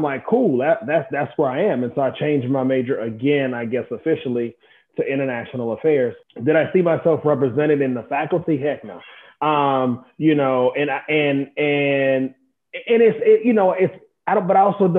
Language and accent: English; Augusta, Georgia, United States; I am from Augusta, Georgia, a little bit bigger than Waycross.